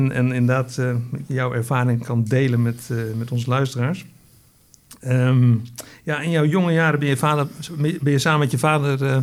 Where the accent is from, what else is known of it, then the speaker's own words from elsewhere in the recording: Netherlands; wij als Hollanders